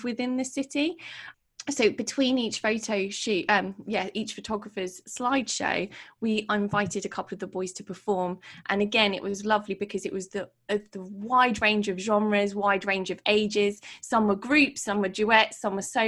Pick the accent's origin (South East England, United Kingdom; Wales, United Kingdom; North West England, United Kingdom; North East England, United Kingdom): South East England, United Kingdom; Portsmouth; my city, which is my hometown in Portsmouth